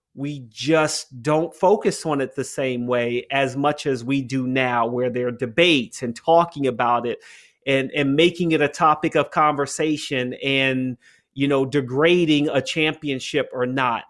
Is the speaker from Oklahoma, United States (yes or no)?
no; Washington, District of Columbia, United States; my hometown, Washington